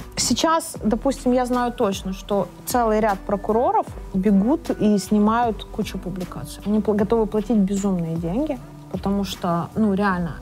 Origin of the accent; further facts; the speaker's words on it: Chornomorsk, Odesa Oblast, Ukraine; moved away; Я сама лимита из Черноморска.